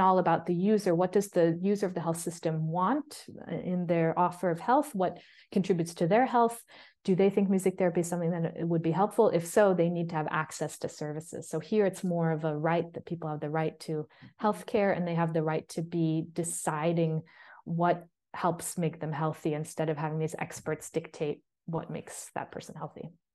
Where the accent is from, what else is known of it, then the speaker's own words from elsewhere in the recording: United States; moved away as an adult; also born or lived in New York City, United States; now in Bergen, Norway; I came to that as an American and a white woman